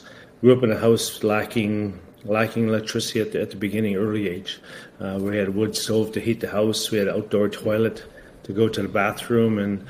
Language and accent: English; Garden River First Nation, Ontario, Canada; We got a little place down near Niagara Falls. We're originally from Garden River First Nation outside of Sault Ste. Marie.